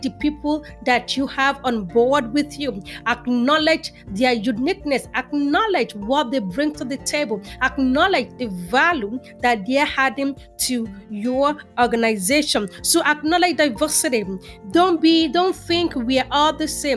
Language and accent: English; Nigeria; moved away as an adult; also born or lived in New York, United States; now in Houston, United States; was born and raised in Nigeria and came to the United States in 2003. I've lived in New York for almost 12 years and then to Houston, Texas